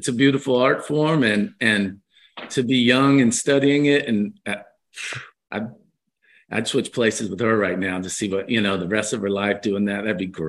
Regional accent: Lexington, Kentucky, United States; moved away; also born or lived in New York City; we grew up in Kentucky and Lexington.

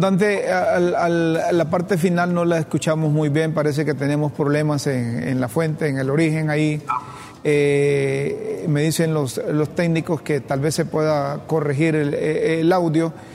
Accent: Honduras; nosotros como hondureños

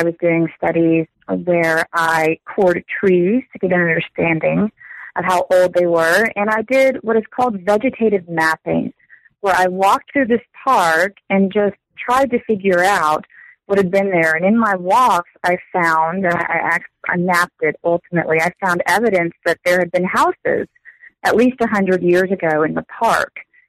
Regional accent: Texas, United States; I work as an instructor at Angelo State University. I grew up in Texas, so I've not traveled far.

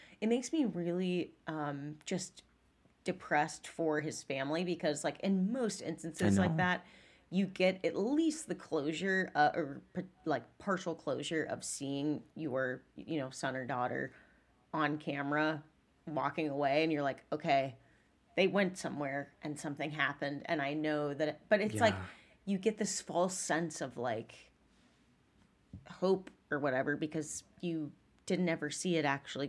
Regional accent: Southern United States, United States; accent: southern

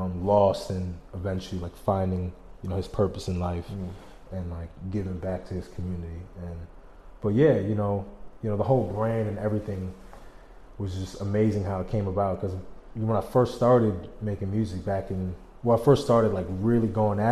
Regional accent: Albany, New York, United States; I'm from Albany

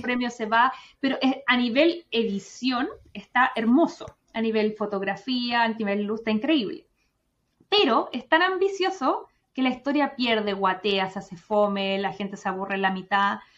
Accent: Chile; moved away as an adult; soy más chilena que los porotos

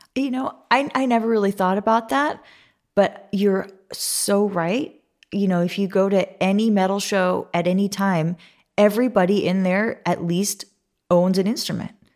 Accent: Santa Monica, California, United States; I'm, I'm from Santa Monica, California.

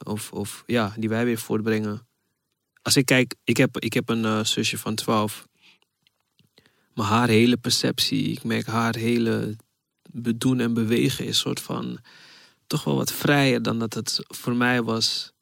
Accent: Ghana; now in Netherlands; ik kom uit Ghana.

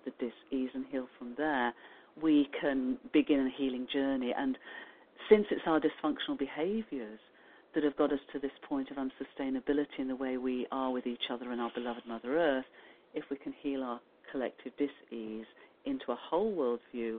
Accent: United Kingdom; I mean, I'm not using the royal we just because I'm British.

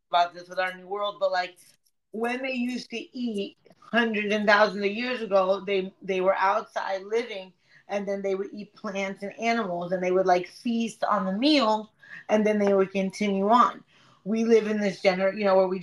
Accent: Broward, Florida, United States; I grew up in Broward

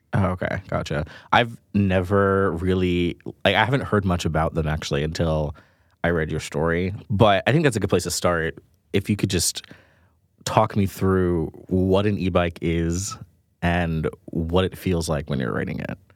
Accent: New York City, New York, United States; I grew up in Jamaica, Queens, in my grandmother's small two story house by the airport

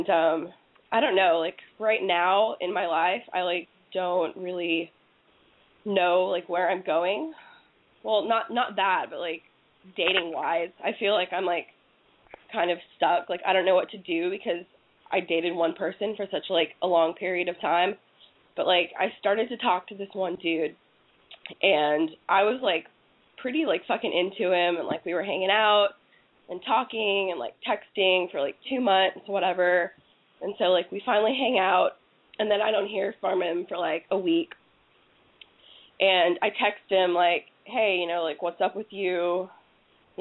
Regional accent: Fort Worth, Texas, United States; I'm from Fort Worth

